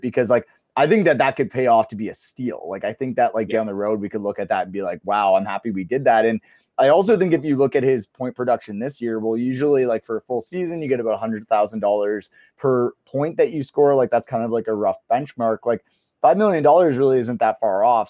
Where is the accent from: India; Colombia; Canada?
Canada; Kitchener, Ontario; I grew up in Kitchener, Ontario